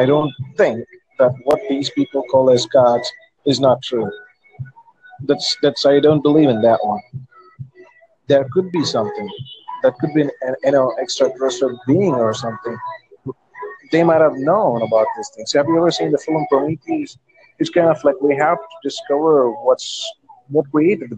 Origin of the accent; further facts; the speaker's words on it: India; I'm actually in a country where we have a lot of religions, I'd say. I'm an Indian